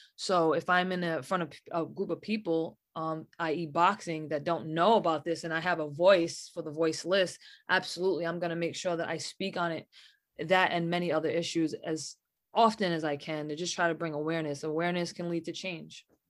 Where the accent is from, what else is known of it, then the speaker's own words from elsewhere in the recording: New England, United States; especially being from New England.